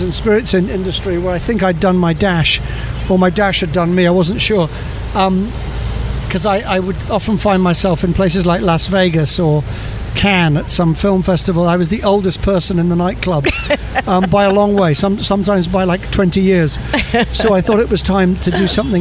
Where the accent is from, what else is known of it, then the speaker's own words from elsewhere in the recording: Scotland, United Kingdom; moved away as an adult; now in United States; I actually used to describe myself as a Scotsman